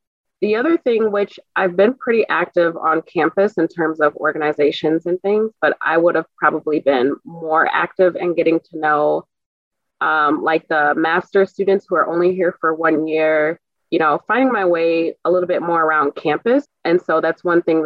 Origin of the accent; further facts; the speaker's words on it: Milwaukee, Wisconsin, United States; now in Madison, United States; I'm from Milwaukee, Wisconsin